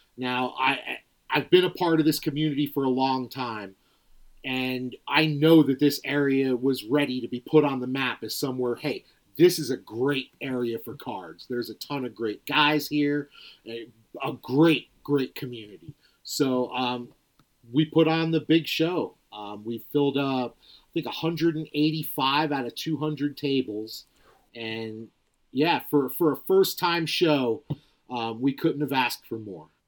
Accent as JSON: {"language": "English", "region": "New Jersey", "country": "United States", "tie": "born or raised there", "said": "I was a, a kid that was, growing up in New Jersey"}